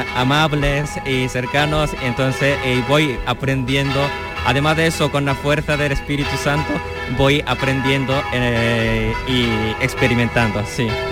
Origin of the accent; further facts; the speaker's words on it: South Korea; Spanish is a second language; now in Spain; siendo coreano